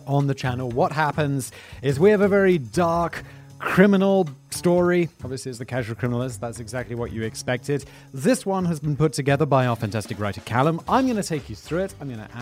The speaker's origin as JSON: {"language": "English", "country": "United Kingdom", "said": "I'm obviously British"}